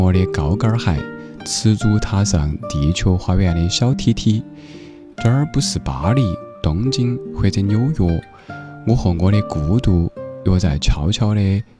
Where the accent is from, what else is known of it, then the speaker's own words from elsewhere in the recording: Sichuan, China; accent: Sichuanese; 用我家乡话四川话来说